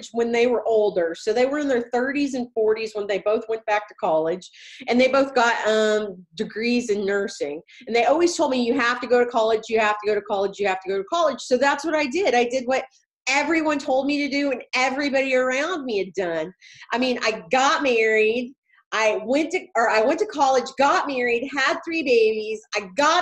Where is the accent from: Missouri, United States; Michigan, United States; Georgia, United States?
Missouri, United States; Walker; moved away as an adult; now in Waco, United States; I started my life in Walker, Missouri. It is a little bitty, teeny tiny town of about 200 people in Southwest Missouri. And I started out there. I went to high school.